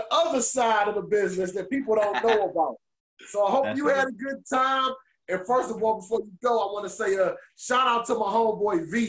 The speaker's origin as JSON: {"language": "English", "town": "Detroit", "region": "Michigan", "country": "United States", "tie": "born or raised there", "said": "I grew up on Mac and B-Wick"}